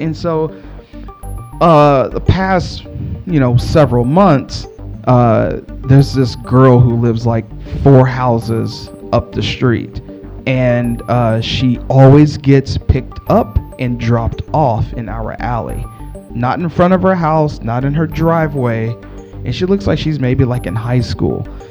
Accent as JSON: {"language": "English", "region": "Texas", "country": "United States", "said": "I'm from Texas."}